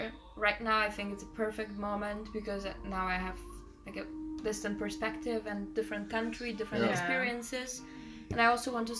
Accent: Poland; moved away; Originally, that's Poland. Like, I'm the only person, I think, 100% from my family truly Polish.

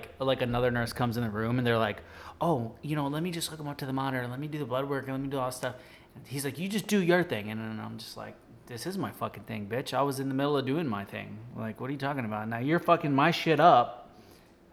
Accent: Florida, United States; we're from Florida

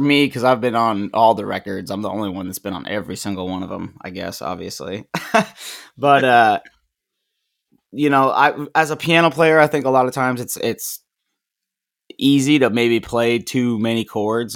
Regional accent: Maine, United States; I'm from Maine. I grew up in Maine, uh, for the most part, anyways, and about a half hour outside of Portland

